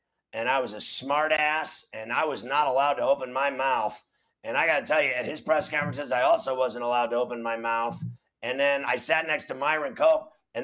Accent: Pittsburgh, Pennsylvania, United States; as a kid growing up in Pittsburgh

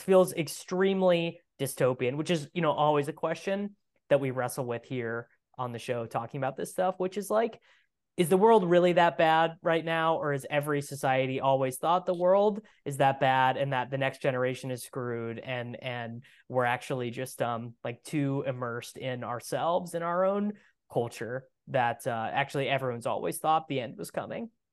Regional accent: Midwest, United States; I'm from the Midwest, and Midwestern culture is so, so, so, so, so different

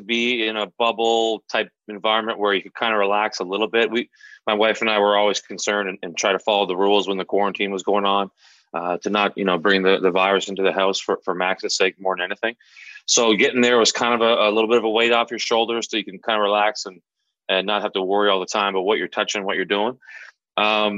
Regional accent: Prince Edward Island, Canada; now in Boston, United States; I'm from Prince Edward Island, Canada

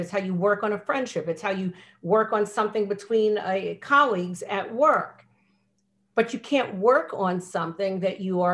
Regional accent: United States; I'm American. I was born here.

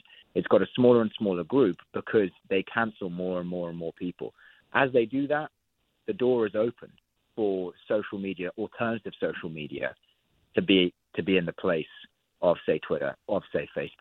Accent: United Kingdom; I obviously say this as a Brit

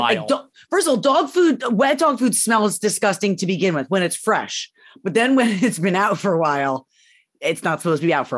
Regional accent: Syracuse, New York, United States; I grew up in Syracuse.

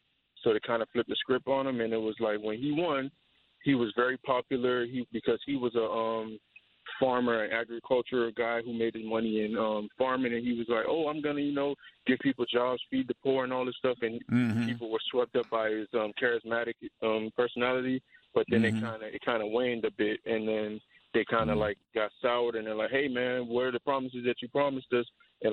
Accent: United States; born or raised there

